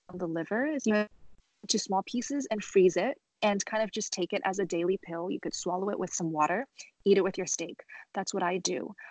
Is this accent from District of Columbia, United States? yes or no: no; Los Angeles, California, United States; also born or lived in Shenzhen, China; I was born in uh, Shenzhen, China, and I moved to Los Angeles when I was three. Um, so I'm very proud to represent um, my country, um, but because I grew up in America